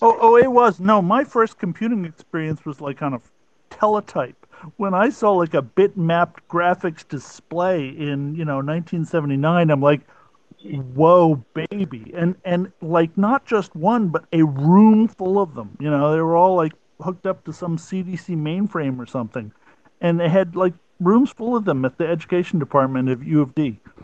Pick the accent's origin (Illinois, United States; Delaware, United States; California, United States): Delaware, United States; Wilmington; Wilmington, Delaware.